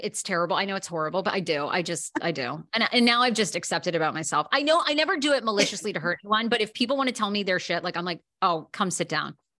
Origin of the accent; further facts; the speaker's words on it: Maine, United States; also born or lived in Washington, D.C.; now in Los Angeles, United States; I'm from Maine originally